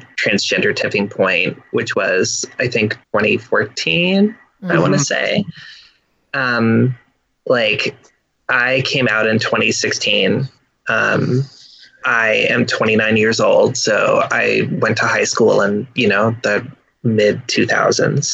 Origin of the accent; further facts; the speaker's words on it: Midwest, United States; I grew up in the Midwest, in a college town